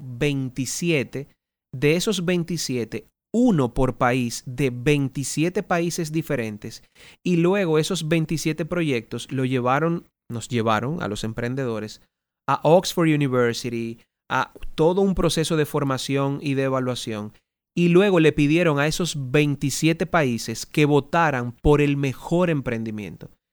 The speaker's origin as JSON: {"language": "Spanish", "country": "Dominican Republic", "said": "Ganamos todos como dominicanos"}